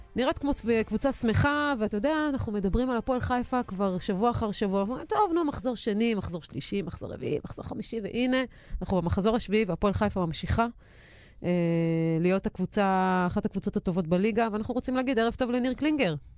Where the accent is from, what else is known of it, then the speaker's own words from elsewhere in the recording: Haifa, Haifa District, Israel; אני בתור חיפאית